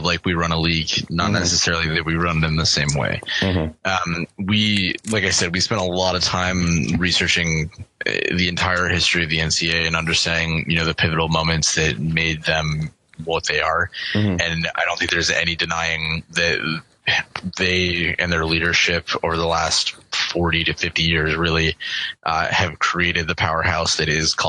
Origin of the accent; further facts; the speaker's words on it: Buffalo, New York, United States; moved away; I'm from Buffalo